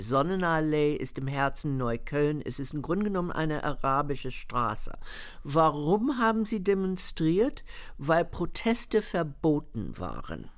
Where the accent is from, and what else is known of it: United States; born or raised there